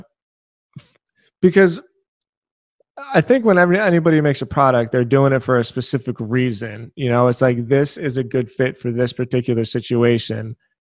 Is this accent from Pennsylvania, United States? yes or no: yes; Philadelphia, Pennsylvania, United States; I grew up in Philadelphia